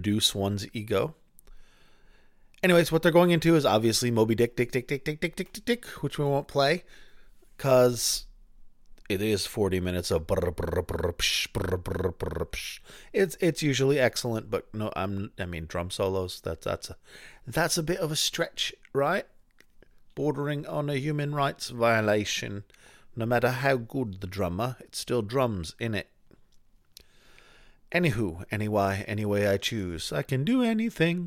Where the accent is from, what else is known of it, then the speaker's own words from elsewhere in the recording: Boston, Massachusetts, United States; We're both from the Boston area and from the same time